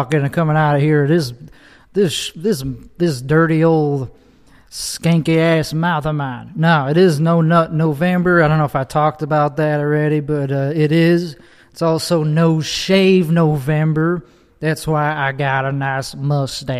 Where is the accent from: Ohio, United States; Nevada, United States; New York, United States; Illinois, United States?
Illinois, United States; Chicago; accent: Chicago; moved away as an adult; now in Texas, United States; I immigrated here from the land of Chicago land. Chicago land specifically is where I grew up